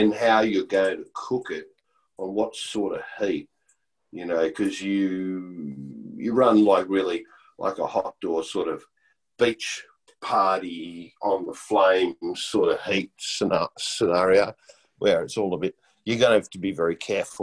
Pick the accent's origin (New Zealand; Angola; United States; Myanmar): New Zealand; I was born in New Zealand